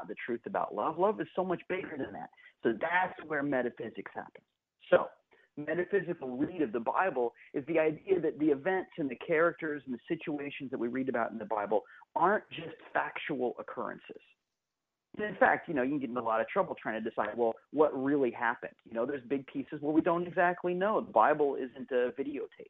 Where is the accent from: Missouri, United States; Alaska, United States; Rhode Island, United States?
Missouri, United States; Kansas City; now in St. Petersburg, United States; I was born in Kansas City. My mom and dad were working at Unity Village. And so the first home I ever knew was on the grounds of the village